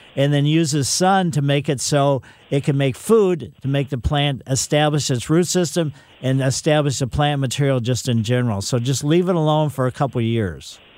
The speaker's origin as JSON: {"language": "English", "town": "Ellisville", "region": "Missouri", "country": "United States", "tie": "born or raised there", "said": "my mother had some along the west side of our house when I was growing up in Ellisville"}